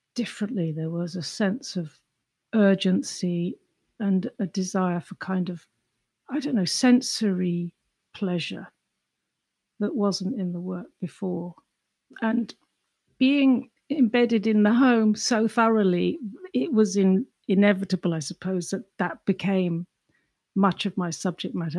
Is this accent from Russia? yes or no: no; England, United Kingdom; accent: English; moved away as an adult; also born or lived in London / Ireland; now in New York, United States; Growing up in England, you know, a small, dark, crowded, grumpy island